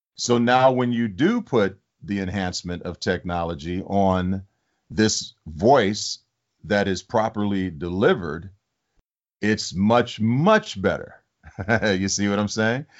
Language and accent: English; Detroit, Michigan, United States; I grew up in Detroit.